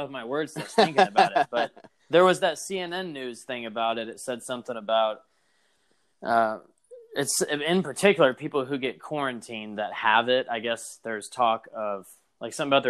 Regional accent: United States; I'm an American

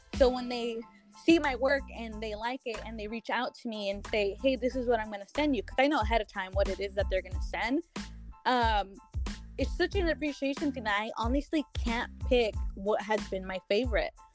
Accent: Guadalajara, Jalisco, Mexico; now in Corona, United States; I was born in Mexico, Guadalajara, but I currently reside in Corona, California.

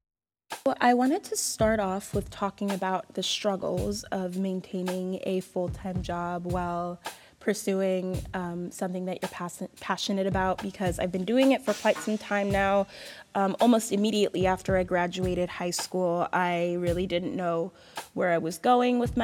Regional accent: Bristow, Virginia, United States; moved away; also born or lived in Florida; I currently live in Bristow, Virginia. I grew up in Bristow, moved to Florida for about 7 years, graduated high school at a performing arts high school

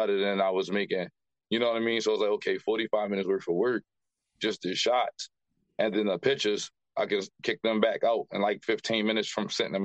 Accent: Baltimore, Maryland, United States; Grew up here in the West Baltimore area

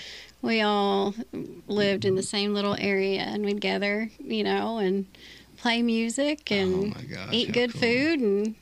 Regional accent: Morehead, Kentucky, United States; I'm from Moorhead, Kentucky.

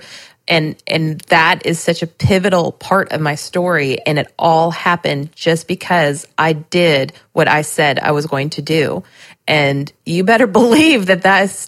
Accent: Southern California, United States; also born or lived in Nashville, Tennessee; now in Lebanon, Tennessee, United States; I grew up in Southern California

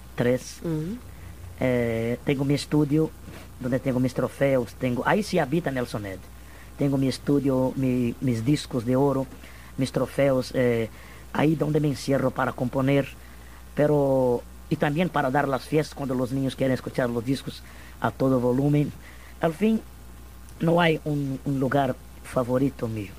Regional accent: Minas Gerais, Brazil; yo soy mineiro de Minas Gerais

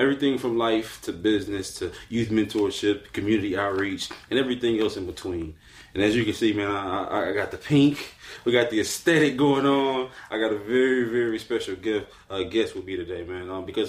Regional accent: Arkansas, United States; we're from Arkansas

